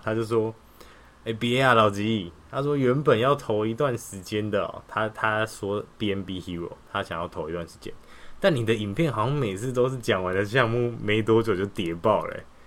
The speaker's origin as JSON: {"language": "Chinese", "country": "Taiwan", "said": "传到我们台湾人手上"}